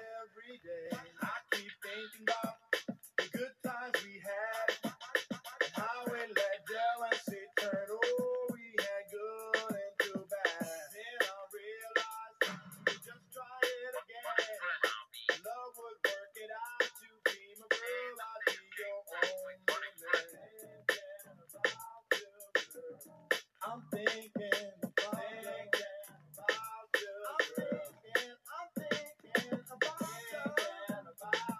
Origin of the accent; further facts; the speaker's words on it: New Orleans, Louisiana, United States; now in Hattiesburg, United States; from New Orleans because that's my hometown.